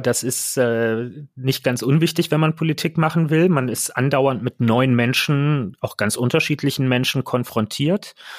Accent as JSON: {"language": "German", "region": "Berlin", "country": "Germany", "tie": "born or raised there", "said": "Ich bin ein Kind des Berliner Südwestens ähm, und merke auch, wie sehr mich speziell diese Ecke der Stadt äh, prägt"}